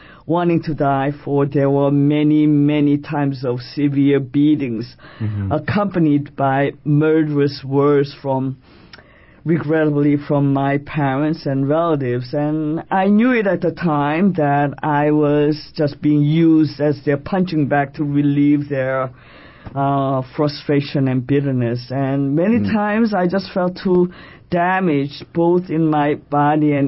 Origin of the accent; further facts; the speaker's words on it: Seoul, South Korea; now in New York City, United States; I am Korean by birth, and I was born in Seoul, South Korea. And I have been a resident of this great city, New York City, since June of 1971